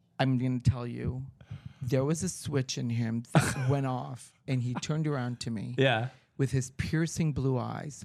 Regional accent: Beverly Hills, California, United States; I'm from Beverly Hills

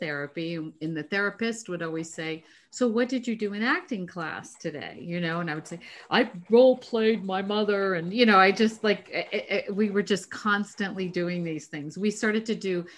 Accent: New Hampshire, United States; I grew up in New Hampshire.

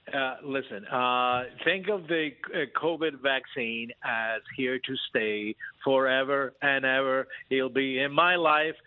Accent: United States; we as American

